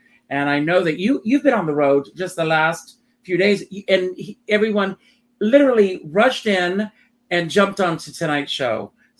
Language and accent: English; Myrtle Beach, South Carolina, United States; Myrtle Beach, South Carolina, my hometown.